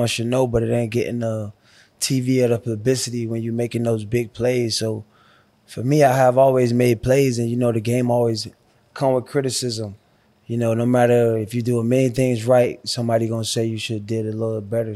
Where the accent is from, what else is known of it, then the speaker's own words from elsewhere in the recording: Miami, Florida, United States; moved away as an adult; growing up in Miami, Liberty City, you know, I had to bounce around